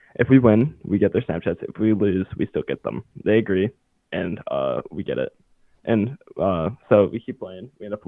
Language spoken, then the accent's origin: English; Michigan, United States; I'm from Michigan.